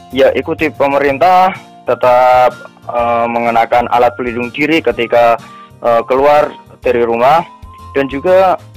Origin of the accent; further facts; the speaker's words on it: Sukodono, Central Java, Indonesia; Oh, desa Sukodono, kecamatannya Tahunan, kabupatennya Jepara tadi.